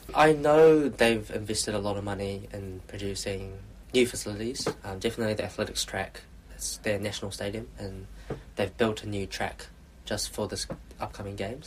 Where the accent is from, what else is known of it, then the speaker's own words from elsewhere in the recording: Queenstown, Otago, New Zealand; moved away as an adult; also born or lived in Invercargill; now in Auckland, New Zealand; I grew up in Queenstown. I was born in Invercargill, down south. Went to primary school, high school, all in uh, Queenstown as well